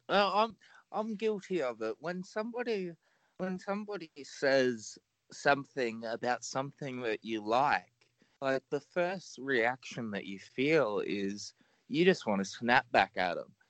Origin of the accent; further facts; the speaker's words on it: Australia; I'm Australian